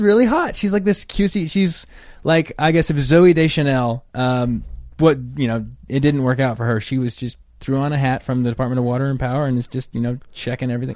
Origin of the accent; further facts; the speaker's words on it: right outside Yosemite, Northern California, United States; I'm from Northern California, right outside Yosemite